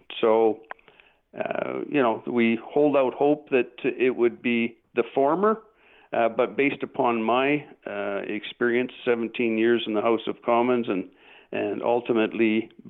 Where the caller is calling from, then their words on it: Calgary, Alberta, Canada; I'm currently the interim leader of Maverick Party, and I'm calling from Calgary, Alberta.